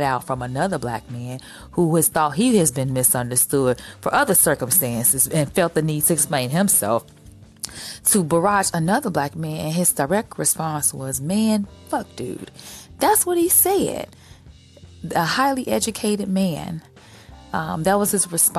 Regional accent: Chicago, Illinois, United States; I am a Chicagoan

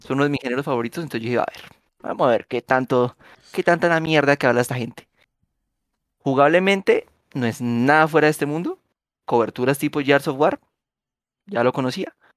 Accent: Colombia; usted y yo somos colombianos y nacimos en los 90

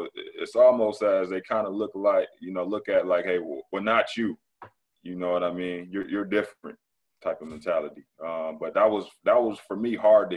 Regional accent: Michigan, United States; moved away; I'm from Michigan

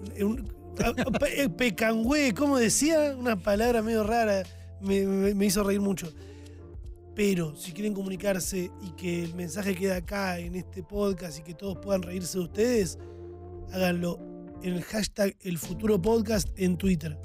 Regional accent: Argentina; orgulloso de nacer en un país como Argentina

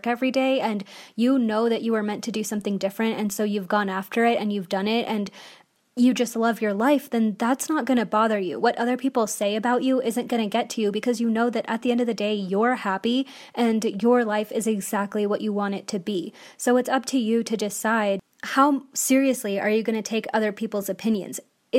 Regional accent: India; So I'm Indian, and I'm just going to talk about, you know, my experience being Indian

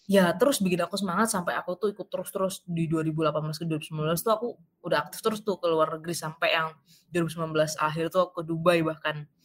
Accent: Jombang, East Java, Indonesia; dari kota-kota besar aku dari Jombang kalau kalian tahu ya itu kayak se kota kecil kabupaten kecil di, di Jawa Timur kayak gitu

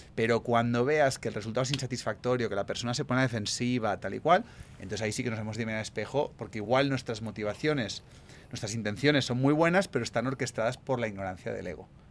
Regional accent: Spain

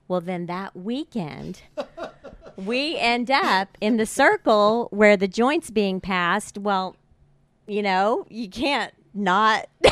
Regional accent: Tulsa, Oklahoma, United States; grew up in Tulsa

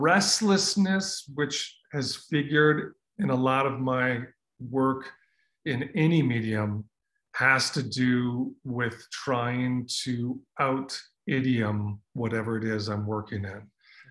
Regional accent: Minnesota, United States; I grew up in Minnesota

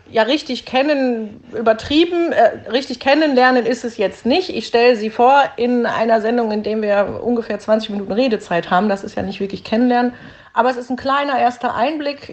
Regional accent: Duisburg, North Rhine-Westphalia, Germany; Ich bin tatsächlich so richtig echte Duisburgerin aus dem Norden. Ich bin im Stadtteil Hamborn Grenze Neumühl aufgewachsen, lebe dort auch wieder

